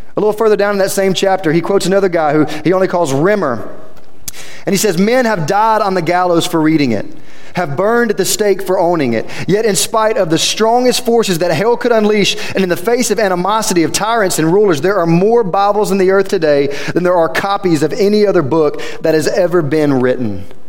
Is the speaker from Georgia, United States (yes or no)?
no; Quitman, Louisiana, United States; I came from Quitman, Louisiana. Half of you don't even know where that's at still, and I talk about it all the time. 15 minutes that direction, south of here. That's where I'm from.